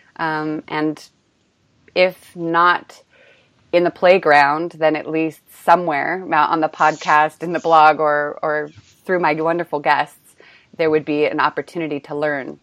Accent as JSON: {"language": "English", "region": "California", "country": "United States", "also_born_or_lived": "Australia", "moved": "as an adult", "lives_now": "Prague, Czech Republic", "said": "I'm from California"}